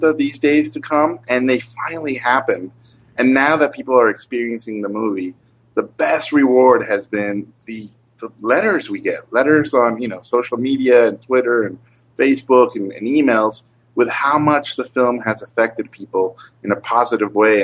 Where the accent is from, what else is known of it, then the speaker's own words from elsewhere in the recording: Mexico; moved away; I grew up in Mexico.